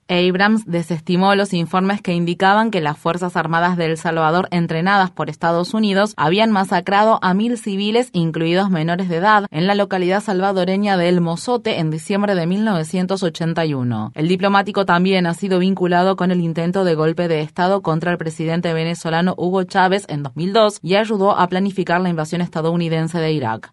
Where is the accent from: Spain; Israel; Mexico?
Israel; soy un israelí